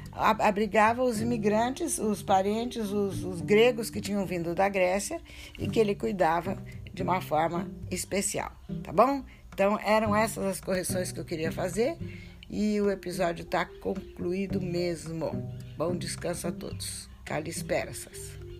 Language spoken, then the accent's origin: Portuguese; Lins, São Paulo, Brazil; born or raised there